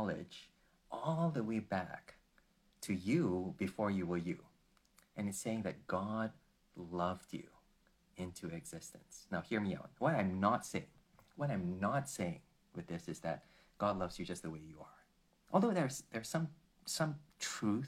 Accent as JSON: {"language": "English", "country": "Malaysia", "said": "I come from Malaysia, where most of my friends are not Christians, they're Muslims"}